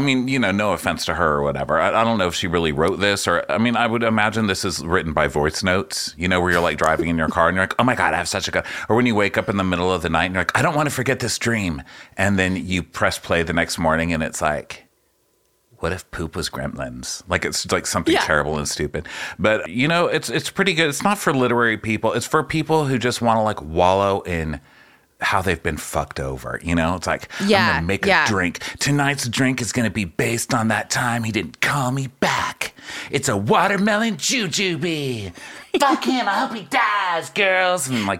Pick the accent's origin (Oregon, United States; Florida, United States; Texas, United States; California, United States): Texas, United States; I'm a Texan, so I'm taking stabs.